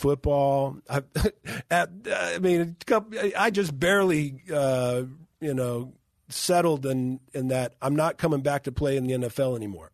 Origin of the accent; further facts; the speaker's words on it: Moreno Valley, California, United States; my hometown in Moreno Valley